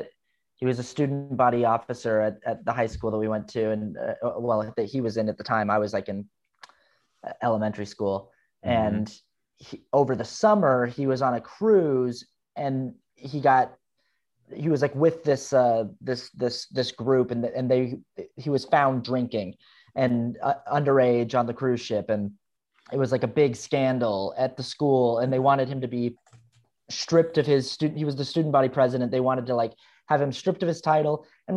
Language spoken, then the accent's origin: English; Utah, United States; And I grew up Mormon in Utah, and nobody drank. Nobody in my neighborhood drank.